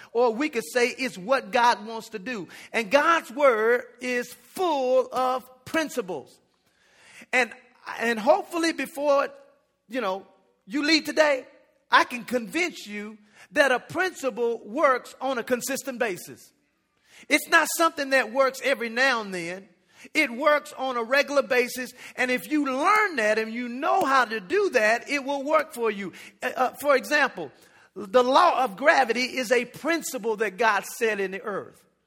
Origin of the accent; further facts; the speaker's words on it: United States; also born or lived in Jamaica; I'm American, so I was out there going to school